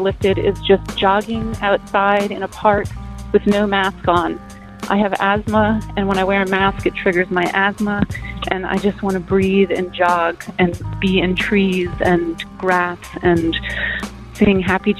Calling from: Los Angeles, California, United States; I'm calling from Los Angeles

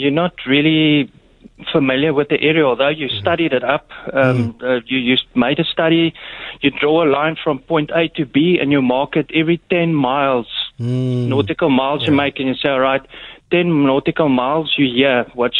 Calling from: Durbanville, Western Cape, South Africa; Hi, it's actually, I'm from Durban. How are you doing?

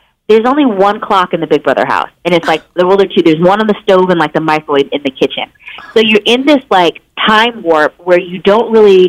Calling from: Los Angeles, California, United States; I am calling in from Los Angeles.

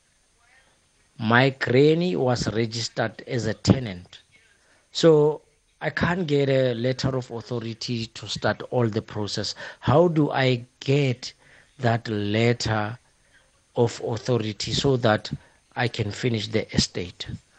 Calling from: Thaba Nchu, Free State, South Africa; I'm calling from Tabanchu in the Free State. Formerly, it was Buputatswana.

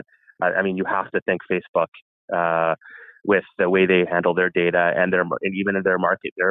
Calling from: Ontario, Canada; I'm speaking from Ontario right now

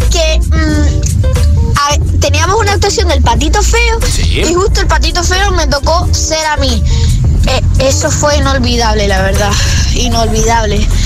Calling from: Canary Islands, Spain; Hola agitadores … de Gran Canaria

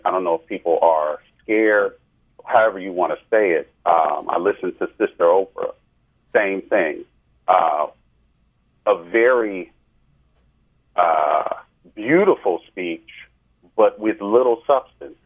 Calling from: New Jersey, United States; I'm calling from New Jersey

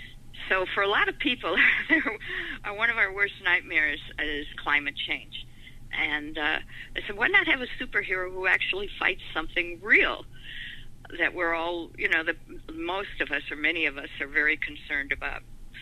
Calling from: Maui, Hawaii, United States; I am calling you from Maui in Hawaii.

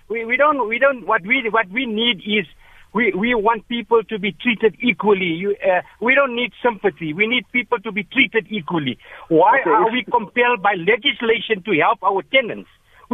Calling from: Potchefstroom, North West, South Africa; I'm calling from Potchefstroom.

